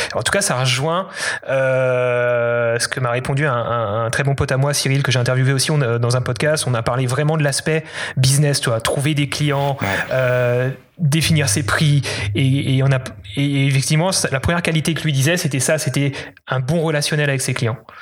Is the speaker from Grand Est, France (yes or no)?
yes; Alsace, Grand Est, France; moved away as an adult; also born or lived in Paris; Je suis originaire d'Alsace, mais je suis allé à Paris finir mes études